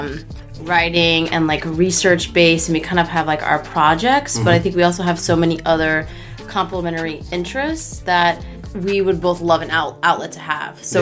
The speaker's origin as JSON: {"language": "English", "town": "New York City", "region": "New York", "country": "United States", "tie": "born or raised there", "said": "I'm from Brooklyn. Okay. I grew up on Court Street between Sackett and DeGraw and Carroll Gardens"}